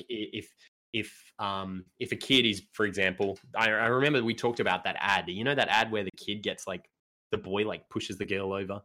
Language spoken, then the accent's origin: English; Australia